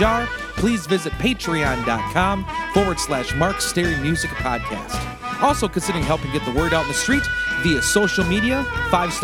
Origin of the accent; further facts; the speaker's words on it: Turtle Lake, Wisconsin, United States; here in my hometown of Turtle Lake, Wisconsin